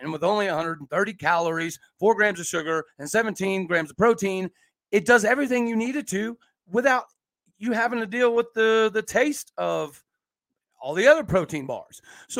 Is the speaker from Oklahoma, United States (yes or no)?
yes; Enid, Oklahoma, United States; there to my place of birth, Enid, Oklahoma? Because if you're going to talk about downtrodden, Bubba, I'm from Enid.